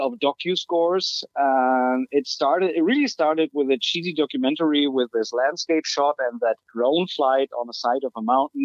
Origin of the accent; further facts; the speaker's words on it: Germany; moved away as an adult; now in California, United States; I'm from Germany originally. I moved to California in April last year